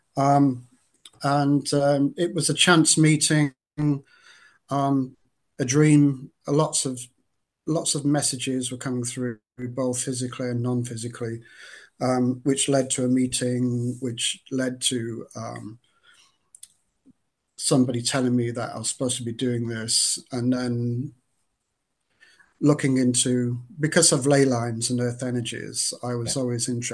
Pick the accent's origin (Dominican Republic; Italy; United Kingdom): United Kingdom; Lancashire, North West England; moved away as an adult; also born or lived in Cumbria; now in Dorset, United Kingdom; I'm from Lancashire, and I grew up until I was in my 30s in that Lancashire area, Cumbria. Then moved down to Dorset